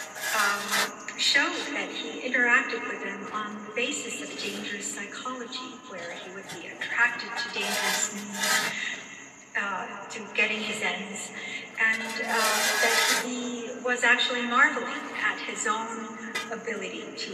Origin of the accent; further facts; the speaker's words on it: New York, United States; Well, I grew up in New York